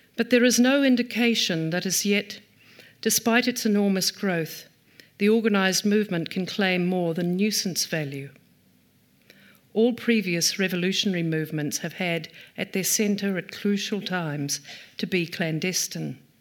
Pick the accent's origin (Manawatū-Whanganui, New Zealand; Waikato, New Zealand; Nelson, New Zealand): Waikato, New Zealand; Taupiri; also born or lived in Ngaruawahia; I grew up in Taupere